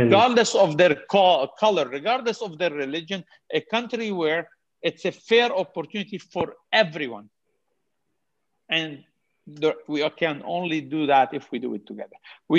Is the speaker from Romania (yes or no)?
no; Canada; I'm going to jump in as a Canadian, not only Muslim, as a Canadian